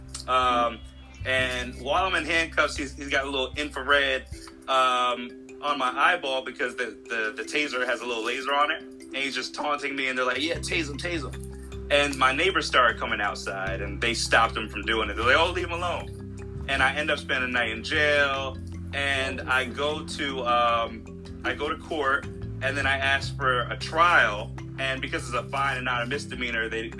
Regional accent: Westchester County, New York, United States; now in California, United States; I'm from New York, Westchester County, and I grew up in New York

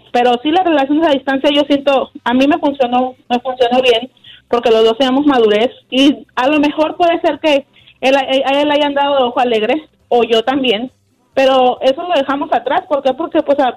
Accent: Mazatlán, Sinaloa, Mexico; Yo soy de, de Mazatlán, Sinaloa.

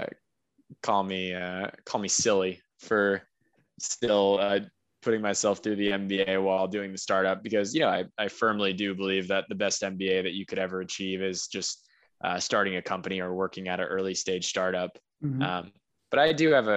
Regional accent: United States; moved away as an adult; also born or lived in Beijing; I'm an American living in Beijing

